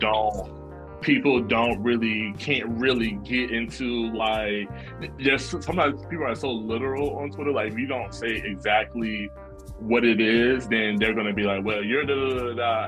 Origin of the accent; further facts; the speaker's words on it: Norfolk, Virginia, United States; moved away as an adult; now in New York, United States; I love being from Norfolk. I love growing up there